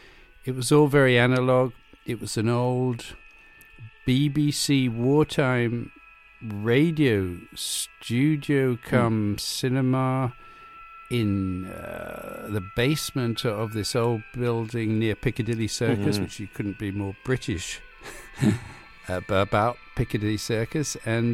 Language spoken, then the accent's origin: English; Cuba; also born or lived in Hawaii / Venezuela; You know, I was brought up in Cuba, Hawaii, Venezuela.